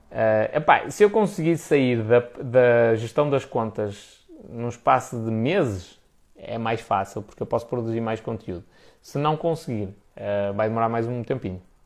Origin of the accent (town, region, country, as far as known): Portugal